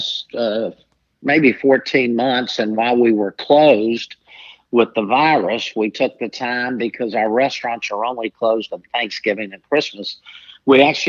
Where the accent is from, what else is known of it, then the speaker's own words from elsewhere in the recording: Jacksonville, Florida, United States; I'm born and raised in Jacksonville